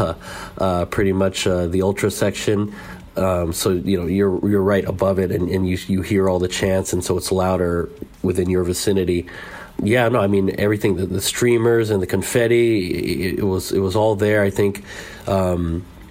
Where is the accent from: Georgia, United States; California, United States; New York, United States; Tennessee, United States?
California, United States; San Francisco; I'm from San Francisco, I'm part Basque and I have family over here